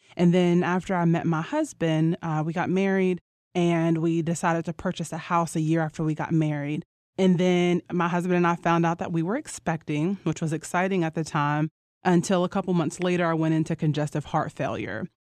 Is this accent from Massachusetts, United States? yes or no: no; Roanoke, Virginia, United States; I'm from Roanoke, Virginia